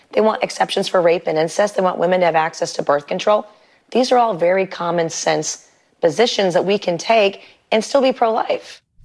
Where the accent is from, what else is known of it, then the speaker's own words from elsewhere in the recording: South Carolina, United States; my home state of South Carolina